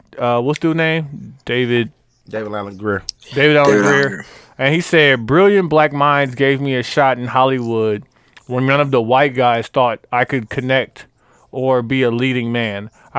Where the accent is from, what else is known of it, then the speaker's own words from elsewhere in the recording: Côte d’Ivoire; Like Africa. Like what? Like no. I'm from Ivory Coast.